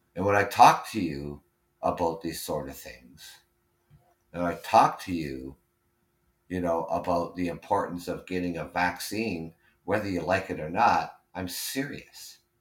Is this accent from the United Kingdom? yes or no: no; Canada; I'm Canadian